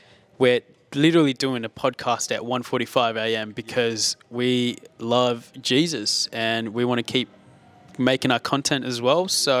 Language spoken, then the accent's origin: English; Melbourne, Victoria, Australia; We're in my hometown, Melbourne.